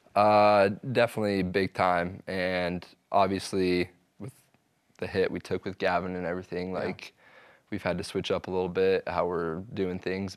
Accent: Provo, Utah, United States; I grew up in Provo

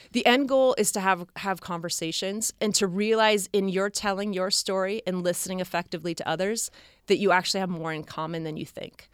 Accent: near San Francisco, California, United States; I grew up in near San Francisco

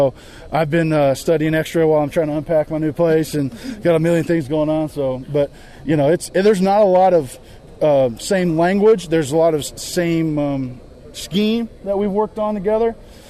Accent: Kansas City, Missouri, United States; moved away; also born or lived in Miami, Florida; I was born in Miami, Florida, so I grew up in the water and moved to Kansas City. Grew up going to the lakes, Lake of the Ozarks, so I'm a water person

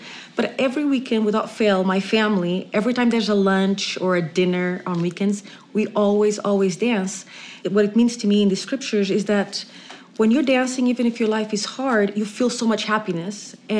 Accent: Portugal; now in United States; So I come from Portugal. So the country I come from, we dance a lot.

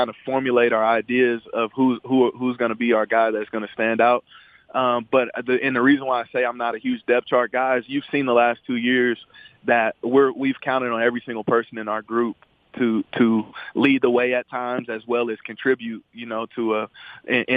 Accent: St. Louis, Missouri, United States; moved away; I'm from St. Louis, so I'm not even from the West Coast or from Texas

